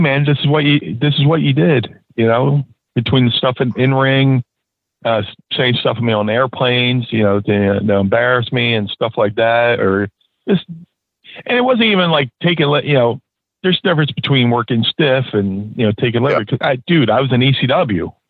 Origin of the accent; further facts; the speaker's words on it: Northeast, United States; I grew up in the Northeast